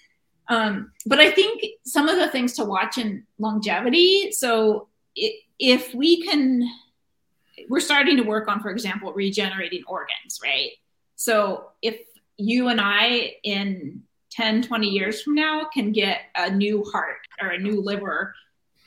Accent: Cambria, California, United States; now in Sunnyvale, United States; Cambria, California

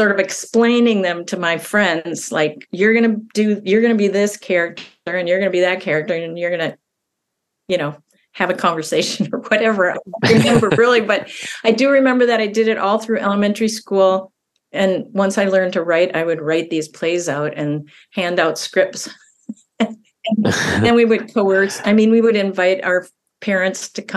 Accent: central Minnesota, United States; also born or lived in Duluth, Minnesota; I grew up in a smaller town in Minnesota, central Minnesota

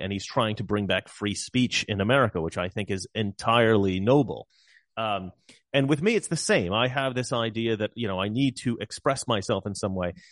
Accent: Salem, Oregon, United States; I'm from Salem

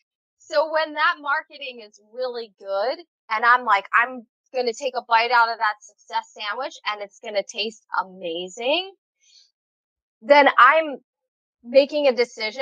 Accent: Philadelphia, Pennsylvania, United States; now in Hawaii, United States; I'm from Philly

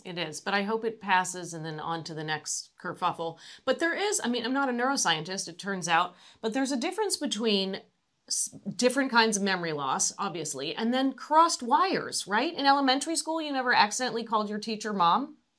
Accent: United States; also born or lived in Los Angeles, California / Atlanta, Georgia; now in San Francisco Bay Area, United States; I grew up in Los Angeles and, and Atlanta.

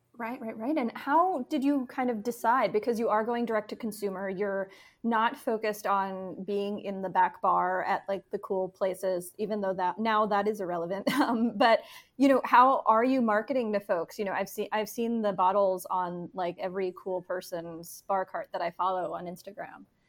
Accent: New York, United States; moved away; I am from New York and, and had been living and writing there for a long time

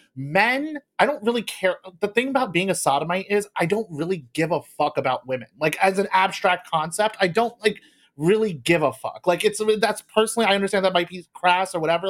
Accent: United States; I was born in America

